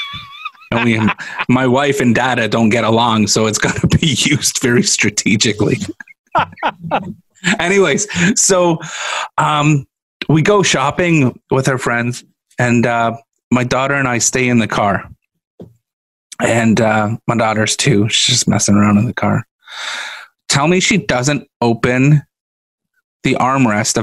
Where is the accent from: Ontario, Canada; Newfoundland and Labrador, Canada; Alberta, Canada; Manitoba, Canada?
Ontario, Canada; Southern; I'm from Southern Ontario